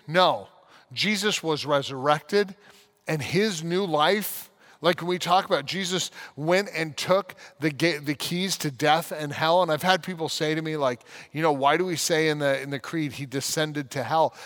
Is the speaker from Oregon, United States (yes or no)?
no; San Diego, California, United States; moved away as an adult; also born or lived in Grand Junction, Colorado; now in Holland, Michigan, United States; we lived in San Diego, where I went to middle and high school